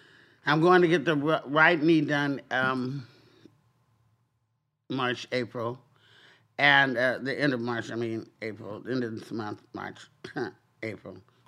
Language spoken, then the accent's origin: English; Arkansas, United States; born there; I was born in Arkansas, so a little southern twang don't it's not foreign to me.